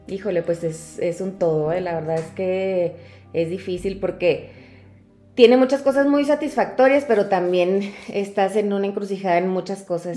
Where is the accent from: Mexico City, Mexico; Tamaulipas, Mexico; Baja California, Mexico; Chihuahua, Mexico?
Chihuahua, Mexico; Cuauhtémoc; Soy eh, originaria de Cuauhtémoc, Chihuahua